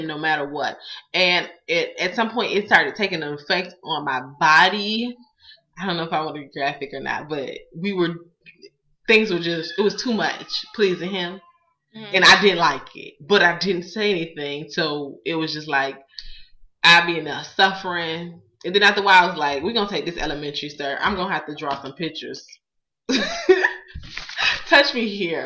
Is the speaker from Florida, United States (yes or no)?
yes; Palm Beach County, Florida, United States; moved away; I'm not from Georgia. I'm really from Florida. I'm really from Palm Beach County